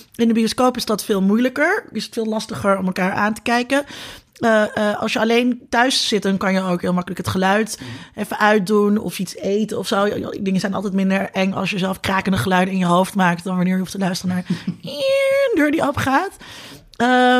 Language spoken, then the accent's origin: Dutch; Netherlands; als Nederlanders